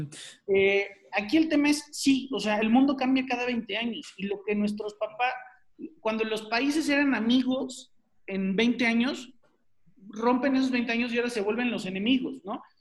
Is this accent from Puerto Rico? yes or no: no; Mexico; los mexicanos somos súper sociales